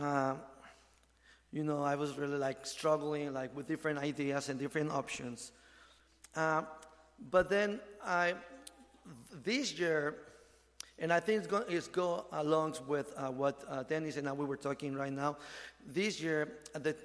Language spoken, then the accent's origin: English; Mexico City, Mexico; moved away; also born or lived in Ensenada, Mexico; I'm from Mexico City. So when I moved to Ensenada area